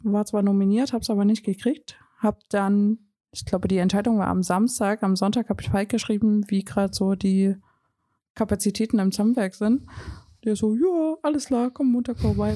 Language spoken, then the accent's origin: German; Riesa, Saxony, Germany; ich komme ja gebürtig aus Riesa